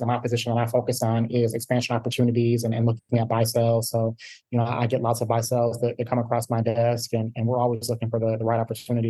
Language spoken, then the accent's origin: English; Detroit, Michigan, United States; Born and raised in Metro Detroit and, you know, stayed here through college, went to the University of Michigan. So I've been a Michigander my entire life.